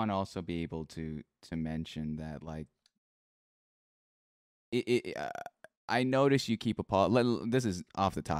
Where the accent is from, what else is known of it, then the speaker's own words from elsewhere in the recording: Philippines; There's a term in Tagalog. You know, I'm Filipino.